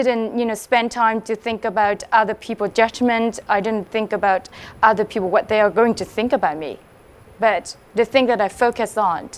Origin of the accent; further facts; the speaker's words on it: Hòa Bình, Vietnam; English is a second language; moved away; I come from Huabing, and it is a mountainous area.